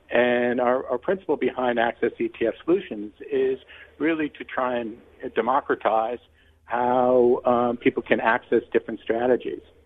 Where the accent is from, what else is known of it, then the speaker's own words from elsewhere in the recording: New York, United States; I'm a New Yorker